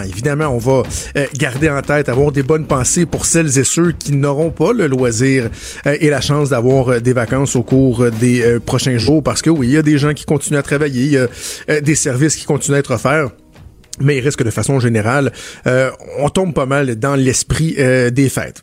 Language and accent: French; Quebec, Canada; Les gens chez nous au Québec